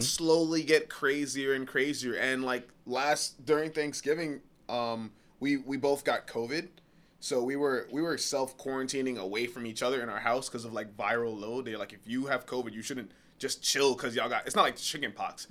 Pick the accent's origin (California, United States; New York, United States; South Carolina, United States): New York, United States; I'm from New York